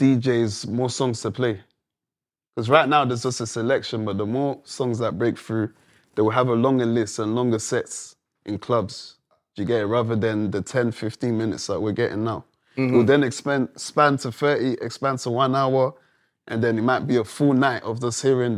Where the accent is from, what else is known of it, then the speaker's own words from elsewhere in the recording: London, United Kingdom; I came from London. Coming to America, this is like, wow, for any Londoner to come to America and just turn up with you guys.